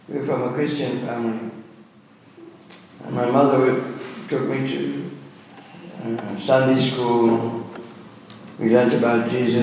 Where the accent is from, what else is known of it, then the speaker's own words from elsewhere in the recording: Birmingham, West Midlands, United Kingdom; I was born in Birmingham, I was born in the UK, born just after the war